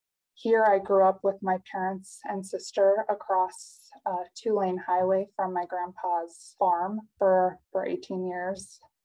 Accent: Cleveland, New Mexico, United States; I was born and raised in Cleveland, New Mexico, went to school at the University of New Mexico for my undergraduate degree

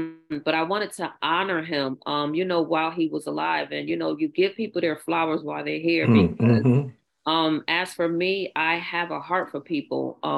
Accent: New Orleans, Louisiana, United States; growing up, I grew up in New Orleans, and And I used to go to Dee Dee's dance studio when it was on Gulf Street near the firehouse.

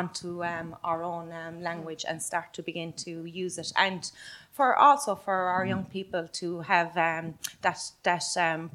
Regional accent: Ireland; as Irish travellers, I suppose it's important for us to distinguish our own cultural heritage and identity within Ireland

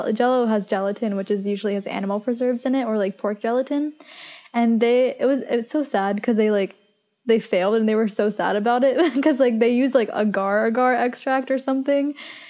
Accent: Maryland, United States; I'm from Maryland. I don't like, I know people don't like Maryland, but like, it's not foreign.

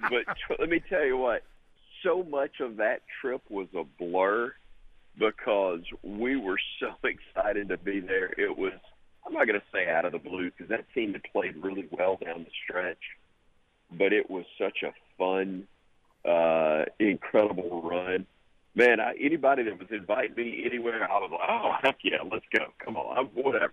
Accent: Alabama, United States; I'm from Alabama

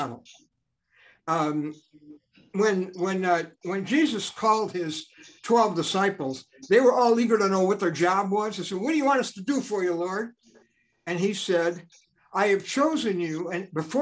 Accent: Chicago, Illinois, United States; growing up in Chicago, my dad took me to Riverview Park

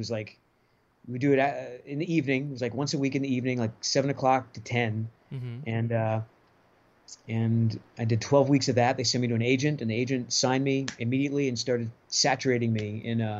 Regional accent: Rhode Island, United States; also born or lived in Los Angeles, California; now in Nashville, United States; I'm from Rhode Island originally

